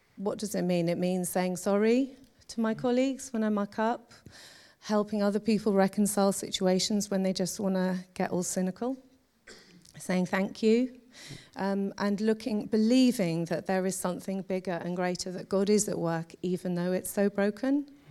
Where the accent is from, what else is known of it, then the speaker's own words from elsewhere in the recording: London, United Kingdom; now in Birmingham, United Kingdom; I grew up in London